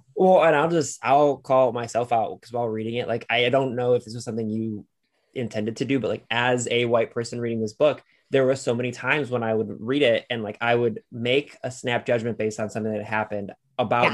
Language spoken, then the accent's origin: English; Lorain, Ohio, United States; I grew up in Lorain, Ohio